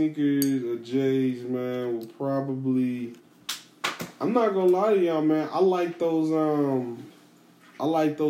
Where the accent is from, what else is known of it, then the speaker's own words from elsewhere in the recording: Chicago, Illinois, United States; I'm from Chicago, man.